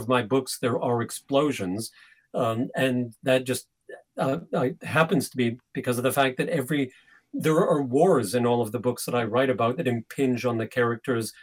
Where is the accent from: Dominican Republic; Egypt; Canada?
Canada; now in England; I grew up in Canada